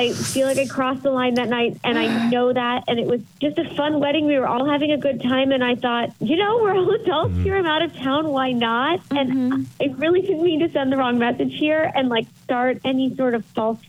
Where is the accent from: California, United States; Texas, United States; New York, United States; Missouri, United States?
Texas, United States; El Paso; moved away; So I'm from El Paso